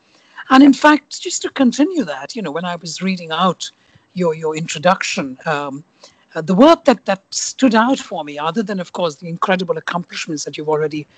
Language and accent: English; India; now in London, United Kingdom; So they say, where are you from? And I have lived in London for 30 years, but instinctively my answer is always India.